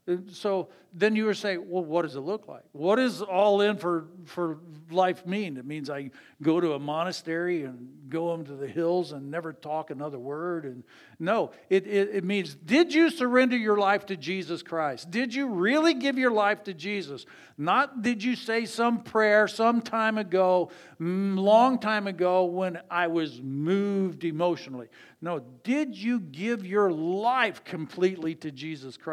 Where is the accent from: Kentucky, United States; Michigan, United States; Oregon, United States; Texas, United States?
Michigan, United States; Ann Arbor; I grew up in Ann Arbor